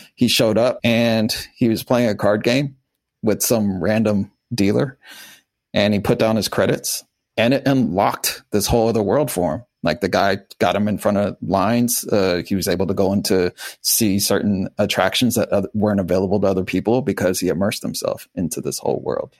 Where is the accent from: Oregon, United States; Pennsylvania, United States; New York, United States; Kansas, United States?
Kansas, United States; Wichita; moved away; also born or lived in Miami; I was born in Wichita, Kansas during a tornado